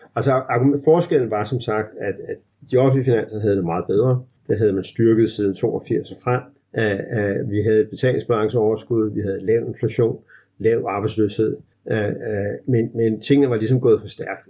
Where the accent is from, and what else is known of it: Denmark